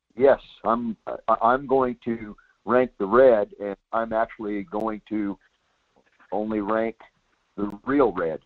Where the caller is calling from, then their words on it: Soldotna, Alaska, United States; I'm calling from Soldotna.